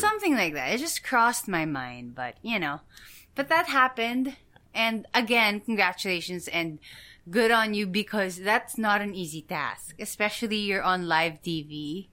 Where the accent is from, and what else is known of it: Philippines